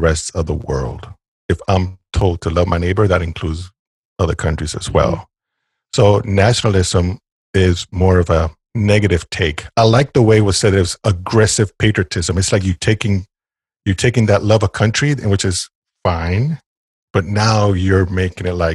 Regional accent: Puerto Rico; moved away; also born or lived in North Carolina; I'm Puerto Rican. I was born and raised in Puerto Rico.

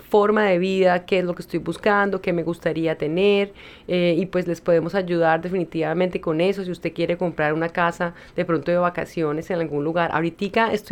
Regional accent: Colombia; moved away; Mira, yo me acuerdo cuando yo vine de Colombia.

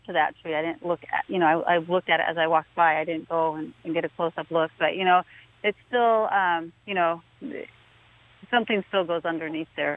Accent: Pacific Northwest, United States; growing up in the Pacific Northwest

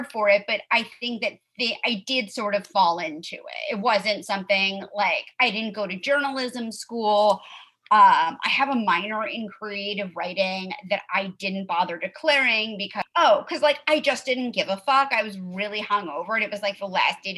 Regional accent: New York City, New York, United States; now in Los Angeles, United States; I grew up in Manhattan

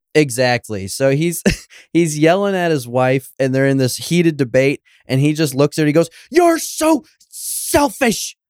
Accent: Homer, Alaska, United States; I grew up in Homer, Alaska

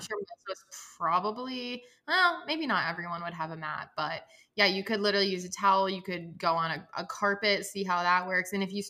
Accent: the South, United States; raised Catholic. I was raised religious by both of my parents. And also like I was raised in the South.

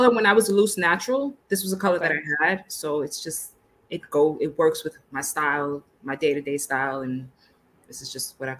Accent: New York City, New York, United States; I am from New York City. I'm sure you can hear it in my accent.

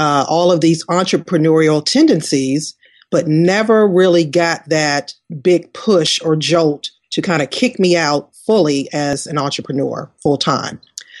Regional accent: Washington, District of Columbia, United States; I am a native Washingtonian, born and raised in Washington, D.C.

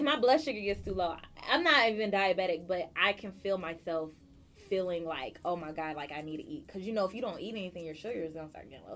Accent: California, United States; moved away; also born or lived in Chicago; I grew up on in Cali

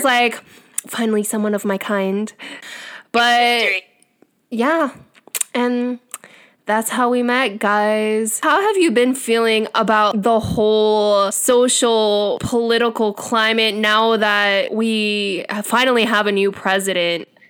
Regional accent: United States; accent: American; first language English; I was born here and raised here

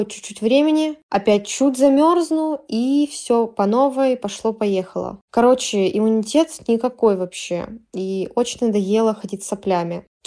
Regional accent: Moscow, Russia; мне 25 лет, э, я из Москвы.

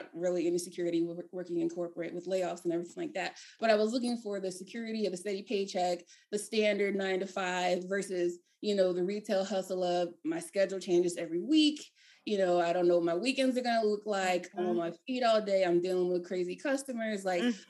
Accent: Maryland, United States; moved away as an adult; also born or lived in Philadelphia, Pennsylvania; I'm from Maryland

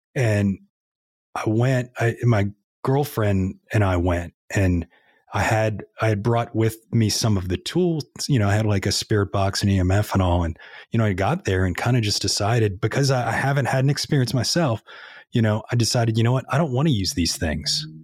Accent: New Orleans, Louisiana, United States; moved away as an adult; now in Nashville, United States; we grew up right in New Orleans there, but we were about a mile from the Mississippi River.

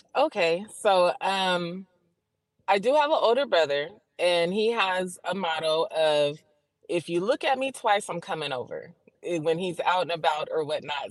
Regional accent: San Bernardino, California, United States; accent: southern; I'm in San Bernardino, about 30 minutes outside

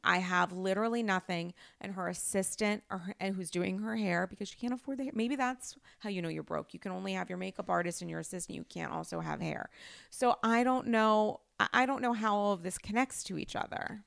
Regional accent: Rhode Island, United States; now in New York, United States; I'm from Rhode Island, the smallest state in the country, an identity that I'm incredibly proud

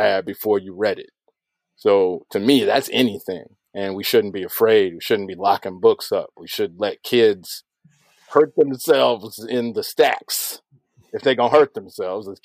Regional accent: Chicago, Illinois, United States; I was growing up in the Shy

